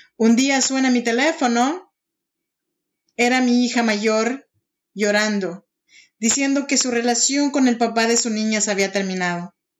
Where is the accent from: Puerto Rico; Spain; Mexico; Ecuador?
Mexico; Oaxaca; now in Sacramento, United States; Yo soy mexicana y soy oaxaqueña